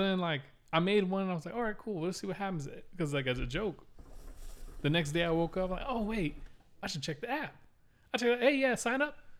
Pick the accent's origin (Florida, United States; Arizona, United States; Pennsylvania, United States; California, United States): Florida, United States; Miami; the first house we grew up in in Miami